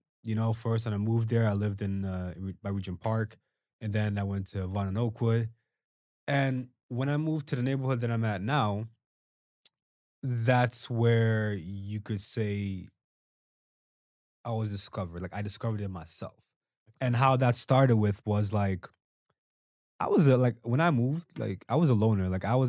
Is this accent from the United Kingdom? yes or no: no; Angola; because I'm from Angola too, right?